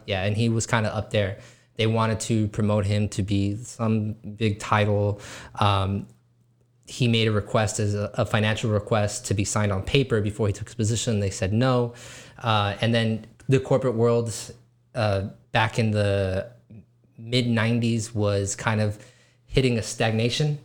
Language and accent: English; Weslaco, Texas, United States; West Laco is my hometown